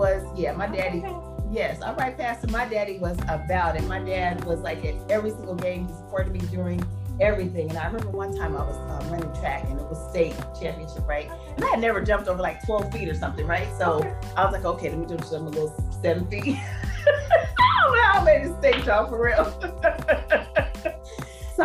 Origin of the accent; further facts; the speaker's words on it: Phoenix, Arizona, United States; growing up in Phoenix, Arizona